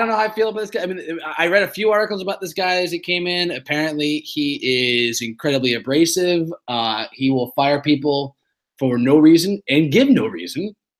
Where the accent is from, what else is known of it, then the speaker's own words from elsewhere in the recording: Shaker Heights, Ohio, United States; also born or lived in Brooklyn, New York; now in Scarsdale, United States; I moved from Brooklyn to Scarsdale, New York, which is sort of like Shaker Heights where we grew up, but outside of New York in Westchester.